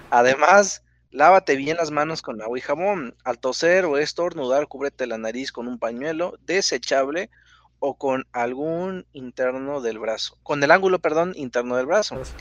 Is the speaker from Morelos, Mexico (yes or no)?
no; Ramos Arizpe, Coahuila, Mexico; Yo, ah, yo de México. Yo soy de, de Ramos Arizpe, Coahuila.